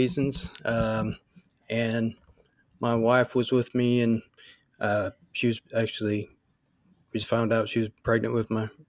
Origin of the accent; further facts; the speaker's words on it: St. Louis, Missouri, United States; moved away; also born or lived in Tennessee; I'm from St. Louis area, but we had moved and we were living down in Tennessee near Memphis.